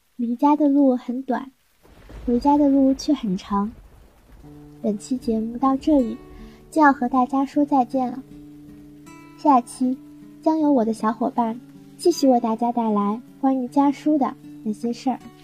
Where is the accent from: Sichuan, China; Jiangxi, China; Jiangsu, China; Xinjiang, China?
Jiangsu, China; Yancheng; moved away as an adult; now in Nanjing, China; 来自江苏盐城